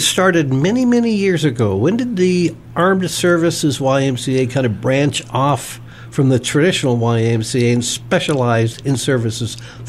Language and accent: English; East Coast, United States; Now, I grew up on the East Coast and then on the West Coast, and was a member of the YMCAs in both organizations.